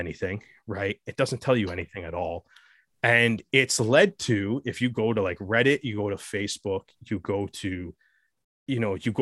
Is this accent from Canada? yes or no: yes; Canada; I'm Canadian